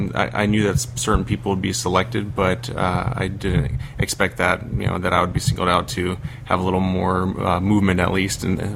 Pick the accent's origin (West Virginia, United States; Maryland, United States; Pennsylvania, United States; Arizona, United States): Arizona, United States; Peoria; I am from Peoria, Arizona. It's right outside of Phoenix. That's about 390 miles from here.